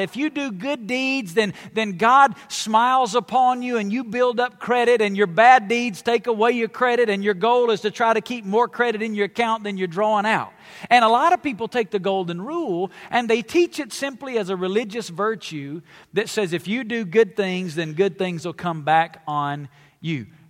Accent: the South, United States; I come from the South, it's where I was born and raised

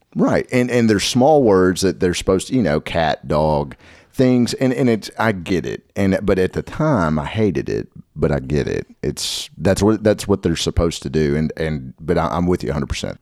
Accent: Nashville, Tennessee, United States; also born or lived in Madison, Tennessee; also from Nashville, reside in Madtown

